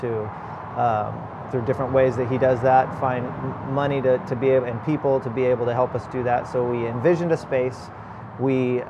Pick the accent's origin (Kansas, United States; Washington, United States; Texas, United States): Texas, United States; Corpus Christi; also born or lived in California; I was born in California, and we moved here when I was eight. And so my mom is from Corpus Christi, and that's one of the reasons we moved back to Corpus Christi.